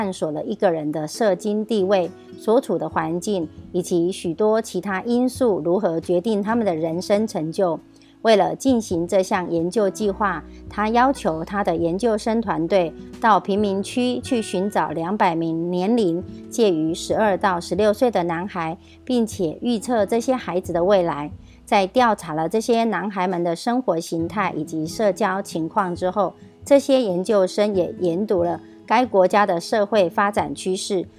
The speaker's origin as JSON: {"language": "Chinese", "region": "Miaoli County", "country": "Taiwan", "said": "今天要为大家导读的主题是“赢在影响力”。"}